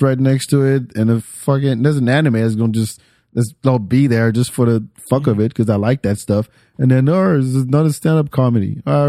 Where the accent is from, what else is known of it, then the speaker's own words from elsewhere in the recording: Senegal; So I'm originally from Senegal and there's markets.